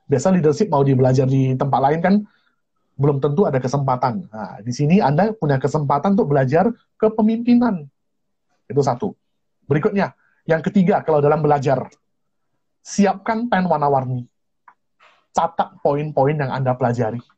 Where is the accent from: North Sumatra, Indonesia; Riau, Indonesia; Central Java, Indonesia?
North Sumatra, Indonesia; Pematang Siantar; Saya ini dari kota Pematang Siantar, lulusan SMA Metodis. Mana tahu ada teman-teman dari sekolah Metodis Pematang Siantar, boleh hello-hello juga ya.